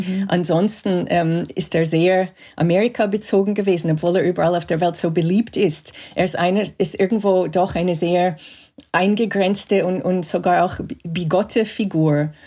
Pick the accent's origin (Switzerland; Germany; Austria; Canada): Canada; Montreal, Quebec; moved away; ich bin in Kanada aufgewachsen, in Montreal